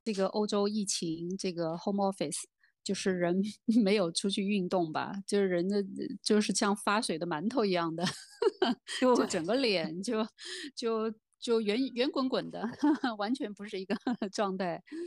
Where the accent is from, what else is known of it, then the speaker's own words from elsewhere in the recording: Beijing, China; accent: Beijing dialect; 我们北京话